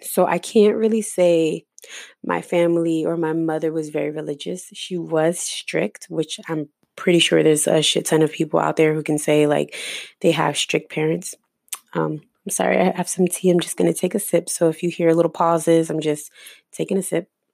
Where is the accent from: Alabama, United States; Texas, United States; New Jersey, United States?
New Jersey, United States; now in Florida, United States; I ended up moving to Florida. I'm originally from Jersey